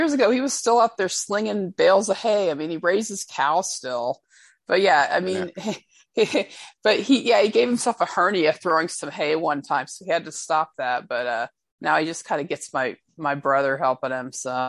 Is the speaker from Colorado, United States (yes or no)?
no; Santa Fe, Texas, United States; also born or lived in Houston, Texas / Alvin, Texas; I'm in the Houston area. I'm actually from a small town, actually Santa Fe, Texas. And yeah, I've been here basically my whole life. I went away to Houston when I was in college, but ended up coming back. I was in Alvin for a while